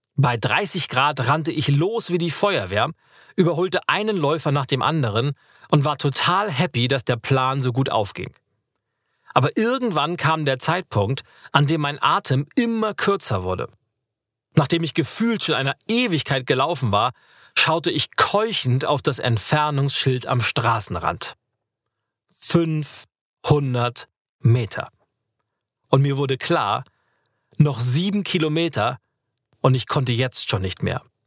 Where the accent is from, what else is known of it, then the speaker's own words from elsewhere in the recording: Lübeck, Schleswig-Holstein, Germany; moved away; in meiner Heimatstadt Lübeck